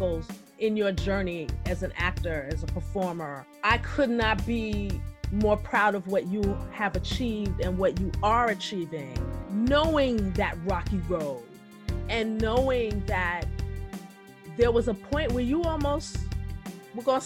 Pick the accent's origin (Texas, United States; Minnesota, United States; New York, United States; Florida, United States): New York, United States; New York City; now in New Jersey, United States; I am always a Brooklyn, and will always be a Brooklyn girl